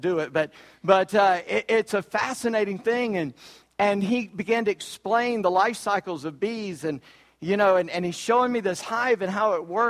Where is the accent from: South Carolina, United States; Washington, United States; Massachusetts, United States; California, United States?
South Carolina, United States; Charleston; I'm from Charleston, South Carolina